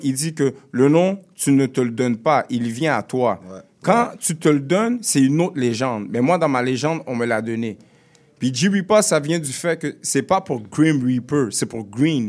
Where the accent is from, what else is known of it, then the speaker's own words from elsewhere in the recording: Quebec, Canada; also born or lived in Montreal; je suis né au Québec.